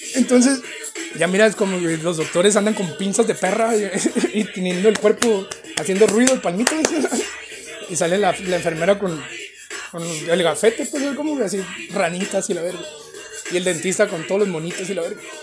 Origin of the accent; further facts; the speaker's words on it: Mexicali, Baja California, Mexico; soy de Mexicali